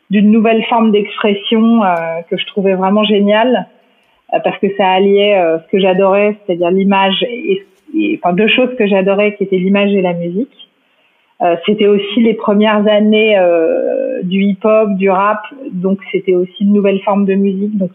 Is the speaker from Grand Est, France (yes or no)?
no; Paris, Île-de-France, France; moi j'ai grandi à Paris, euh, j'ai eu euh, euh, une scolarité assez normale, bourgeoise, rive gauche, montaigne